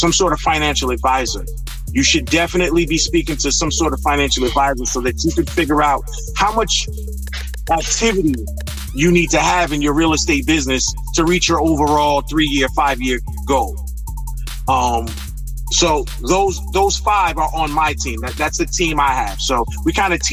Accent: East Orange, New Jersey, United States; I grew up in East Orange in North New Jersey

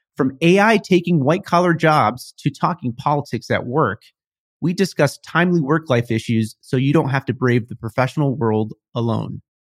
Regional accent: Midwest, United States; moved away as an adult; now in New York City, United States; I was from the Midwest.

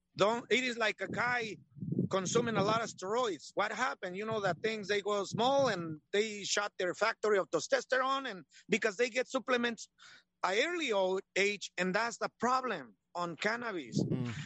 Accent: Michoacán, Mexico; now in United States; I'm Mexican. Yeah. Born in Michoacan, Mexico.

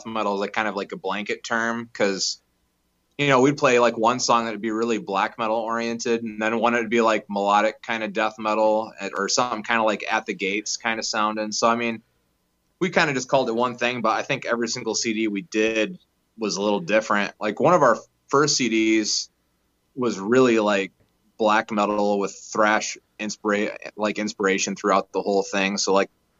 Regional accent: Muskegon, Michigan, United States; I'm from Muskegon, Michigan

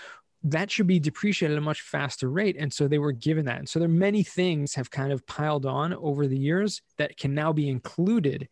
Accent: Southern California, United States; now in Israel; I grew up in Southern California.

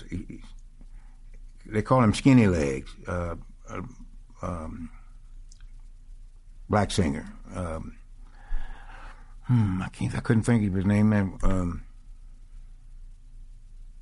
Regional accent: Sledge, Mississippi, United States; moved away; I'm from Sledge, Mississippi

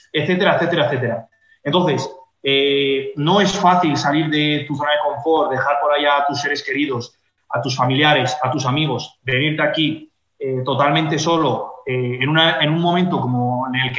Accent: Fuenlabrada, Community of Madrid, Spain; dime un pueblo de, Madrid, como puede ser, por ejemplo, Fuenlabrada, de donde soy yo

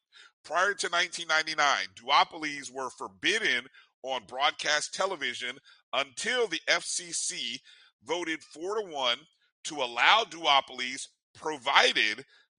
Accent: Indianapolis, Indiana, United States; my hometown of Indianapolis

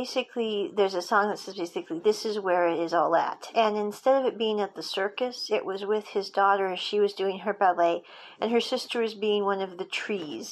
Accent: United States; I'm American

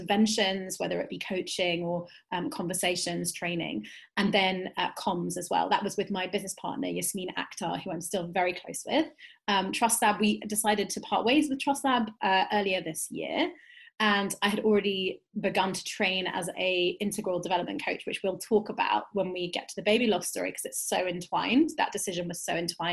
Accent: London, United Kingdom; I am a Jewish, Turkish, British woman, cis woman, living in Northwest London. I was born in Southwest London, which as a Londoner

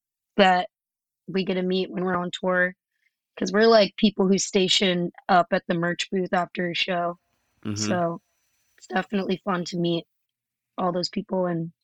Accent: Los Angeles, California, United States; moved away as an adult; now in New York, United States; I grew up like all over the valley, pretty much.

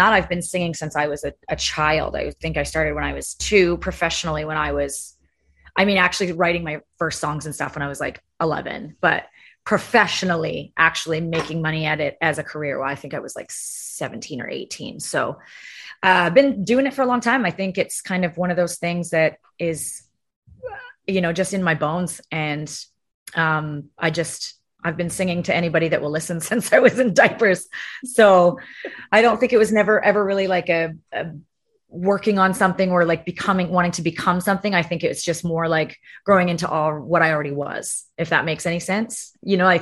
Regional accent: Canada; moved away as an adult; also born or lived in Scotland (ancestry); now in Nashville, United States; I'm from Canada, so I've been here for a while and kind of got acclimated

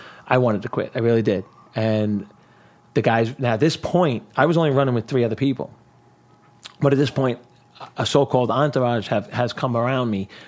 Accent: New York City, New York, United States; growing up in Brooklyn

